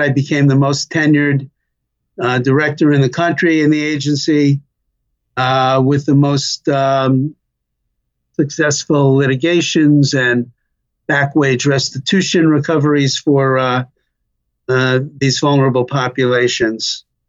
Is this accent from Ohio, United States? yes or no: no; New York City, New York, United States; accent: New York; I was uh, uh, born and raised in Brooklyn